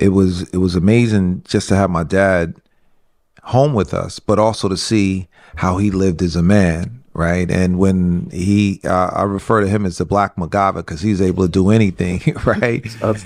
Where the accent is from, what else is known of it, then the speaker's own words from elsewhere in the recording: White Plains, New York, United States; we grew up here in White Plains in a 5-family house.